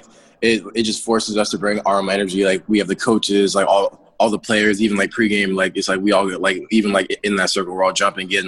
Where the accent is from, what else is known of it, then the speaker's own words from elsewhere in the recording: New Jersey, United States; I'm from Jersey, born and raised, lived in the same house my entire life